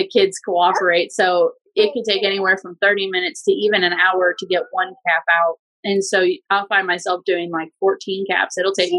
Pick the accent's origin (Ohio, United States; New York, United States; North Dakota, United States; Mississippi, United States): Ohio, United States; Akron; moved away as an adult; also born or lived in Georgetown, Ohio; now in Kentucky, United States; I grew up in Akron, Ohio.